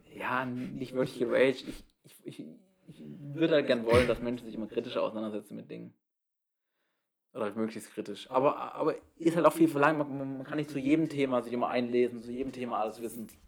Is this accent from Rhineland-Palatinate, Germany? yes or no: no; Baden-Württemberg, Germany; now in Jena, Germany; meine Heimat